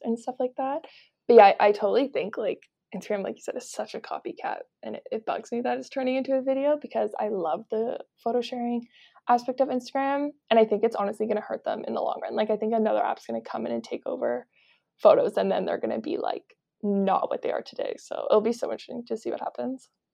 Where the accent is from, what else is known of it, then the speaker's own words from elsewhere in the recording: Kelowna, British Columbia, Canada; moved away as an adult; now in Toronto, Canada; I grew up in Kelowna, B C, and then I've lived in Toronto for the last year and a half